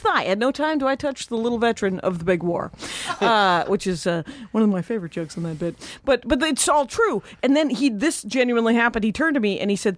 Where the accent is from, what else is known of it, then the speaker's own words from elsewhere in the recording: Milwaukee, Wisconsin, United States; This is in Milwaukee. I grew up in Milwaukee.